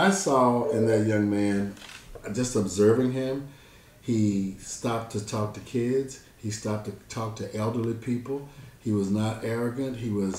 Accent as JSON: {"language": "English", "town": "Memphis", "region": "Tennessee", "country": "United States", "said": "I'm from Memphis."}